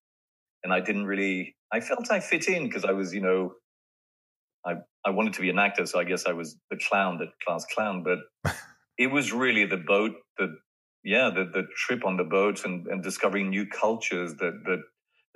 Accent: France; moved away; growing up in France

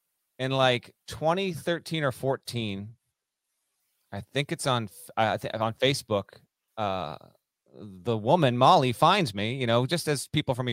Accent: Vermont, United States; moved away as an adult; also born or lived in Connecticut; So I grew up in Vermont.

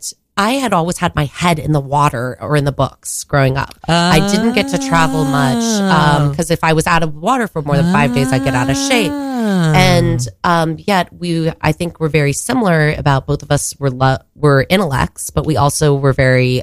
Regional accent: Texas, United States; moved away as an adult; now in New York, United States; I'm from Texas

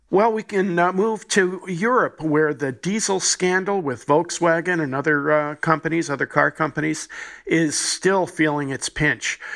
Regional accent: New Jersey, United States; my home state, my native state, New Jersey, Elizabeth, New Jersey

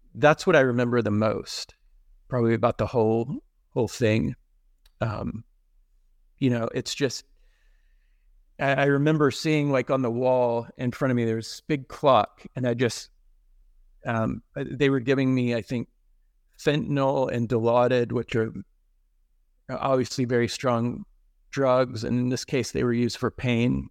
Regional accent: Texas, United States; now in Pittsburgh, United States; where I grew up in Texas

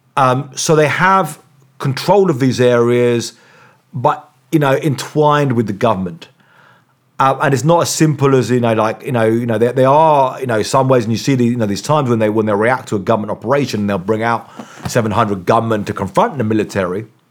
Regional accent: England, United Kingdom; I'm from England.

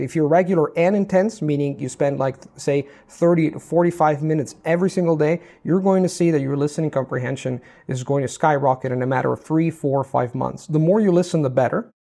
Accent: Italy; first language Italian; English is a second language; my native language is Italian.

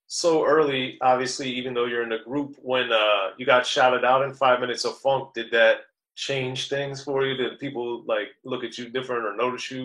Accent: Maryland, United States; Yeah, well, I'm from Maryland.

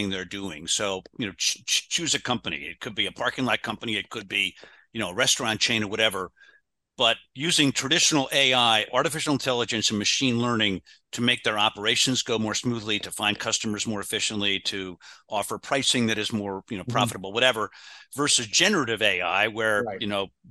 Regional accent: Baltimore, Maryland, United States; I'm from Baltimore.

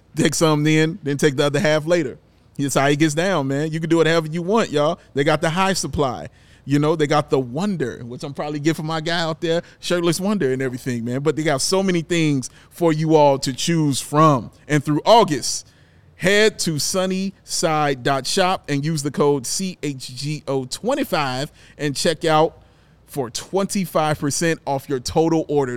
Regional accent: United States; we're American

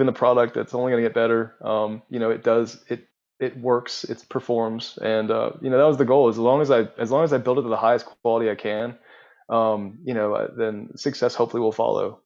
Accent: Charleston, United States; I'm from the Charleston area

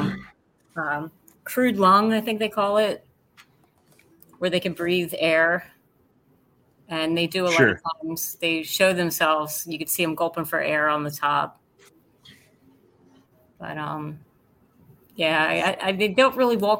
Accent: New Jersey, United States; Yes, I am from Jersey. I'm Jersey girl

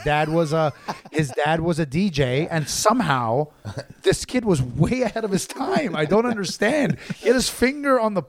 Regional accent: Canada; growing up in Canada

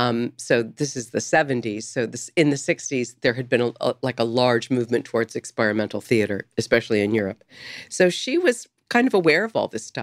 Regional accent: Topeka, Kansas, United States; born there; I was born in Topeka, Kansas.

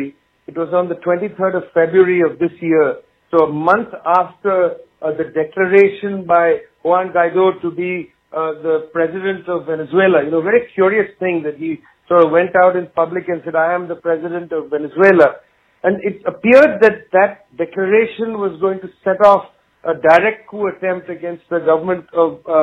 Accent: Kolkata, West Bengal, India; in Calcutta, the town where I was born in West Bengal, India

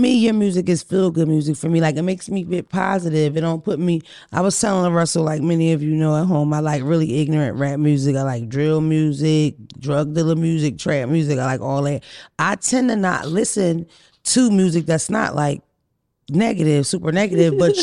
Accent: Philadelphia, Pennsylvania, United States; I'm from Philadelphia, it's kind of rough over there

